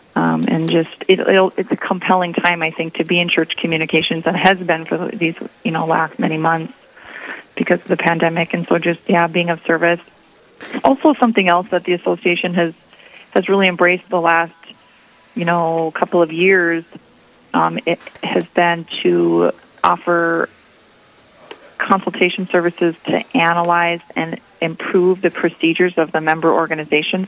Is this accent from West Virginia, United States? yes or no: no; East Grand Forks, Minnesota, United States; also born or lived in Mankato, Minnesota; I grew up in Northwest Minnesota, um, in East Grand Forks, and in the Diocese of Crookston